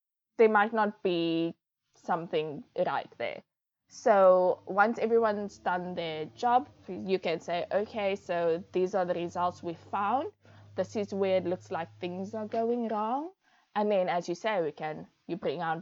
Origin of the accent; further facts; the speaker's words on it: Cape Town, Western Cape, South Africa; I grew up in Bellville in Cape Town, in the northern suburbs of Cape Town.